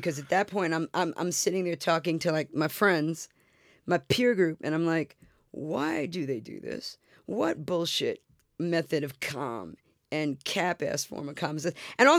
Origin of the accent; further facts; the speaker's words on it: New York City, New York, United States; I'm from Brooklyn. We got chutzpah.